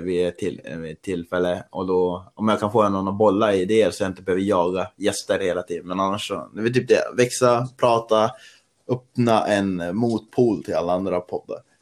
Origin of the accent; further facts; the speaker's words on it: Östersund, Jämtland, Sweden; now in Stockholm, Sweden; jag är ju jag är från Östersund, men jag bor i Stockholm